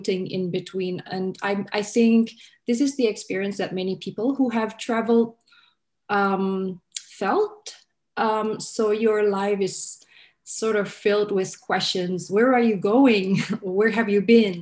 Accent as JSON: {"language": "English", "region": "Jakarta", "country": "Indonesia", "tie": "born or raised there", "also_born_or_lived": "New York, United States", "moved": "as an adult", "lives_now": "Sydney, Australia", "said": "I was in Jakarta in Indonesia, in my hometown"}